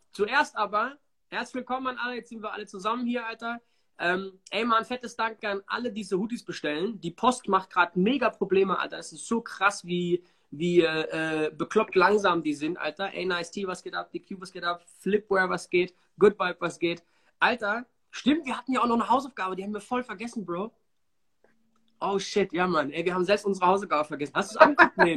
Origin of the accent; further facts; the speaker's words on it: Germany; war echt cool für mich als Deutscher und hier bei uns Corona-Wahnsinn, ne?